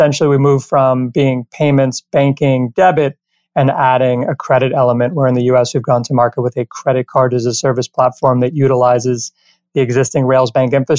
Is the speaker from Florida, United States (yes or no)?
yes; Miami, Florida, United States; moved away as an adult; also born or lived in Maryland / Ithaca, New York / New York City; now in Los Angeles, United States; So I grew up in Miami, went to undergrad at University of Maryland, grad school at Cornell, spent 13, 14 years in New York, and then moved out to Los Angeles, and that's where I reside today